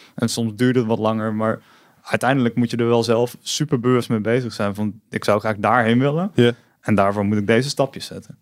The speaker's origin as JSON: {"language": "Dutch", "town": "Tilburg", "region": "North Brabant", "country": "Netherlands", "tie": "born or raised there", "moved": "as an adult", "lives_now": "Eindhoven, Netherlands", "said": "ik ben geboren in Tilburg en ik woon inmiddels al 17 jaar in Eindhoven, zoals je misschien hoort."}